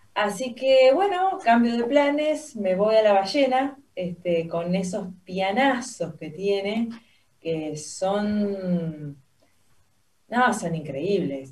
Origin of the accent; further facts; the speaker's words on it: Santa Fe, Argentina; acá de chica en Santa Fe